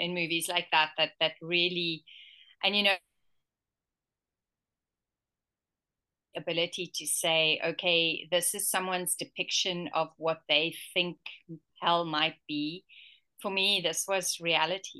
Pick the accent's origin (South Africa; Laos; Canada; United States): South Africa; KwaZulu-Natal; also born or lived in Malawi; I was an ordinary white girl growing up in apartheid South Africa